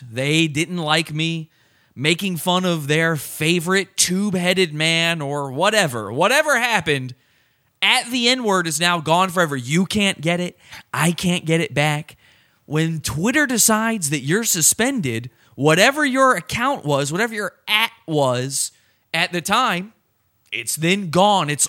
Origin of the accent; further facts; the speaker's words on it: Virginia, United States; I grew up in Virginia, and the closest NFL team to Virginia is the Washington Redskins.